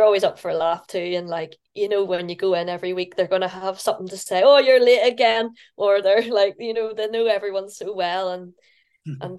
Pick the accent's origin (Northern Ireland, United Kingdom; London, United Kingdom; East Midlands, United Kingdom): Northern Ireland, United Kingdom; moved away as an adult; now in Scotland, United Kingdom; being Northern Irish